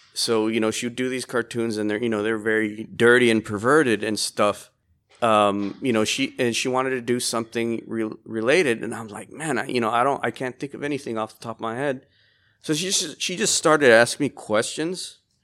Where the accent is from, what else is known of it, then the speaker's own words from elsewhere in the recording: Laredo, Texas, United States; I was born here in Laredo, Texas.